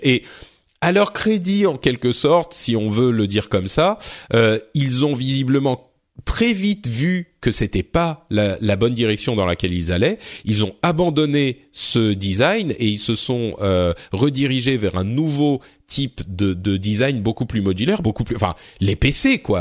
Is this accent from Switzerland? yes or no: no; France; chez nous, en France